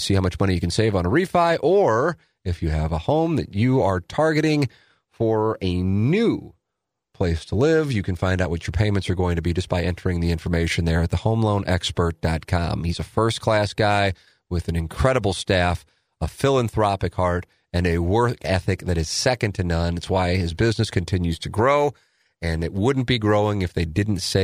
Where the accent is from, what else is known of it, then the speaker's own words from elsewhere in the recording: St. Louis, Missouri, United States; also born or lived in Little Rock; as an Irish Catholic white kid growing up on the South Side